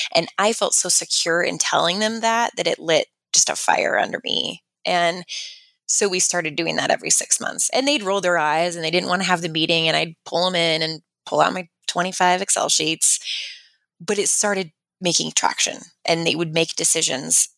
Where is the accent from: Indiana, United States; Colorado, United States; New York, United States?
Colorado, United States; Fort Collins; moved away as an adult; also born or lived in Loveland, Colorado; now in Gilbert, United States; born and raised in Fort Collins, and then moved out to Gilbert, Arizona